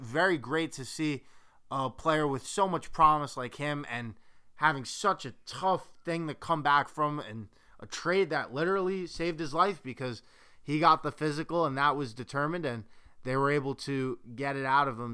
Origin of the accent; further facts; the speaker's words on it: New York City, New York, United States; as a New Yorker myself and actually recording this segment of the podcast in New York City, Manhattan